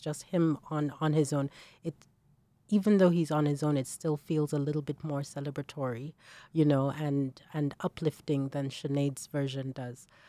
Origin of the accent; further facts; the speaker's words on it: Nigeria; moved away as an adult; as a young, as a young woman, um, growing up in Nigeria. So I was in Nigeria